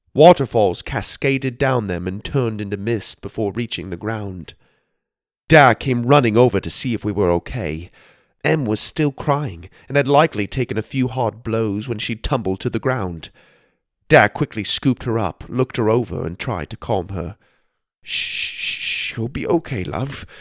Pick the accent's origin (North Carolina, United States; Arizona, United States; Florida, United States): Arizona, United States; Growing up in Arizona, we went to the White Mountains quite a bit to get out of the heat